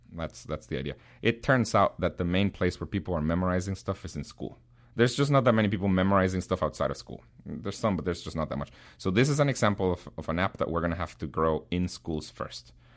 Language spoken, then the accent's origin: English; Guatemala; English is a second language; now in United States; I was born in Guatemala